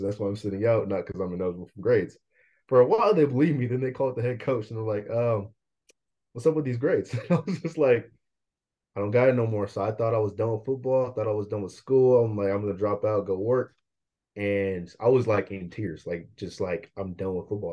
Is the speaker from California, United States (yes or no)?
yes; Bay Area, Northern California, United States; also born or lived in Vallejo, California / Fairfield, California / Concord, California / Pittsburg, California; I'm from the Bay Area, which is in California, Northern California. Um, I moved all around, so I just tell everyone I'm just from the Bay. I was born in Vallejo